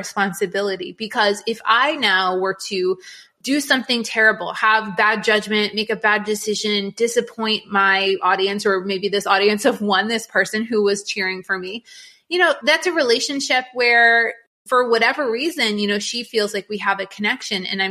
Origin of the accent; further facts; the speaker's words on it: New England, United States; moved away; I grew up in New England